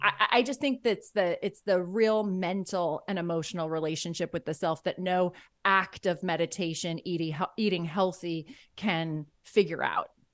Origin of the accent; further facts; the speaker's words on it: Ireland; I think I'm Irish